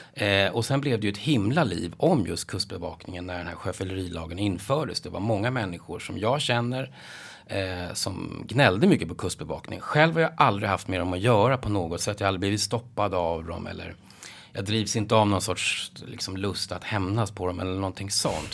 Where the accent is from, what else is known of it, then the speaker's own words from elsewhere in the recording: Nacka, Stockholm County, Sweden; Jag är uppvuxen i Nacka utanför Stockholm